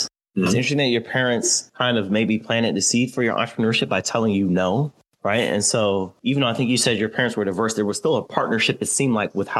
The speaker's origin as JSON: {"language": "English", "region": "New Jersey", "country": "United States", "said": "I'm from New Jersey, too"}